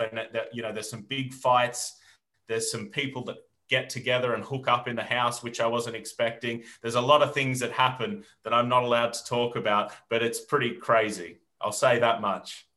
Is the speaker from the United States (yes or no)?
no; Australia; moved away as an adult; now in United Kingdom; when I was a young boy growing up in Australia in the bush